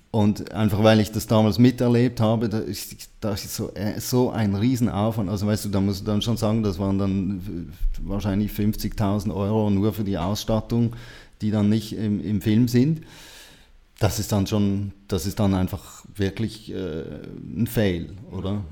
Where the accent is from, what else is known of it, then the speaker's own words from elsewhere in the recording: Switzerland; ich bin auch ein Schweizer